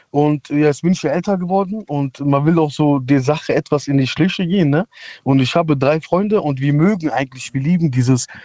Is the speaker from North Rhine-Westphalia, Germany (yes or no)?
yes; Meckenheim, North Rhine-Westphalia, Germany; ich komme aus Meckenheim. Ja, ist halt so, man kann als Stadt sehen, als Dorf sehen. Ja. Ist eher so eine kleine Stadt.